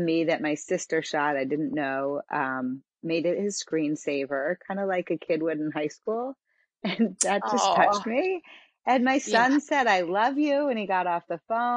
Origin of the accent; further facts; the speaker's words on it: Philadelphia, Pennsylvania, United States; now in Sarasota, United States; I'm in Sarasota, Florida at the moment, although I'm from Philadelphia